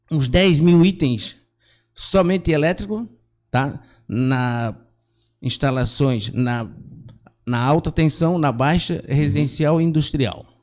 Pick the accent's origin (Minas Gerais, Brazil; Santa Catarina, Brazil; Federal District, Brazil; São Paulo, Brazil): Santa Catarina, Brazil; Gaspar; Então eu sou natural de Gaspar. Há muitos anos atrás, lá em 70, eu morava ali perto bairro Figueiras, uhum.